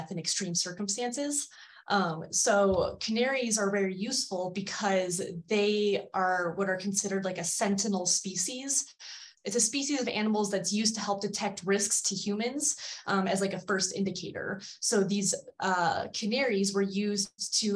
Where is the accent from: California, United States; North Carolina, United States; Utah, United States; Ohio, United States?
Ohio, United States; Cleveland; I'm from Cleveland. So we're the Guardians now